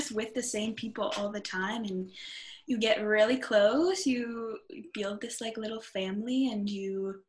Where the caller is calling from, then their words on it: Montreal, Quebec, Canada; I am in Montreal in my bedroom.